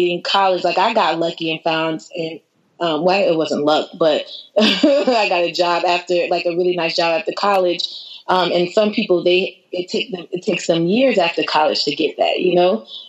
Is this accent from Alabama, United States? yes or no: no; Fort Myers, Florida, United States; also born or lived in Tampa, Florida; my hometown, Fort Myers.